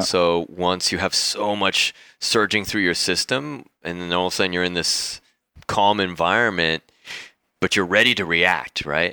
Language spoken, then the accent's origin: English; San Diego, California, United States; moved away as an adult; also born or lived in Mexico; now in Bali, Indonesia; San Diego, California, that's where I grew up. I was born in Mexico, but left when I was, like, nine months old